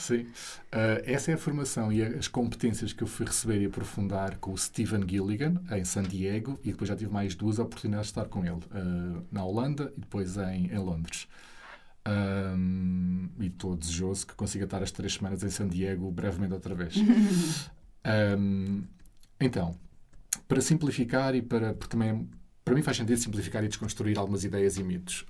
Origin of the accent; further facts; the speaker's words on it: Alpiarça, Santarém District, Portugal; sair de casa dos meus pais, onde eu cresci, ali em Alpiarça, perto de Santarém